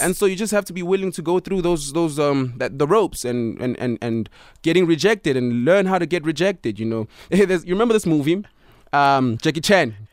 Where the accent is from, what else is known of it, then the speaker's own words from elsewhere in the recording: Pretoria, Gauteng, South Africa; I am from Pretoria